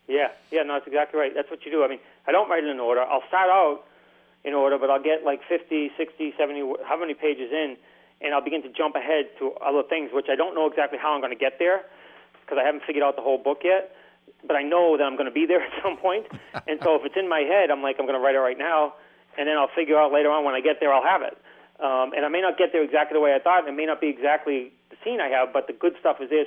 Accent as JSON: {"language": "English", "town": "Boston", "region": "Massachusetts", "country": "United States", "tie": "born or raised there", "said": "I grew up in in Boston, and like Brighton and Charlestown and South Boston"}